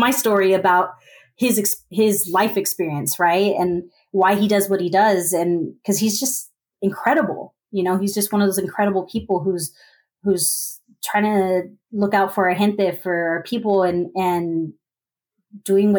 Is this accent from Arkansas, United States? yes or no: no; San Antonio, Texas, United States; my hometown